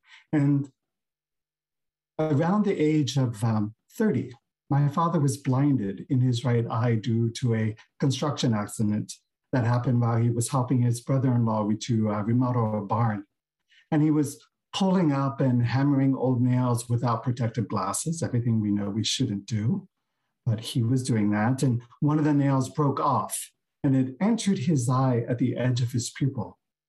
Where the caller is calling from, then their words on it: San Francisco, California, United States; And I'm zooming in from Beginner's Mind Temple here in San Francisco.